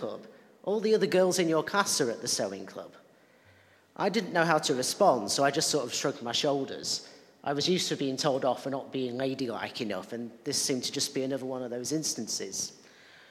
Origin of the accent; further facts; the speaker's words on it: Lancashire, North West England, United Kingdom; I'm also from Lancashire. And while church wasn't part of my life as a youngster particularly, I also grew up in an area that was socially conservative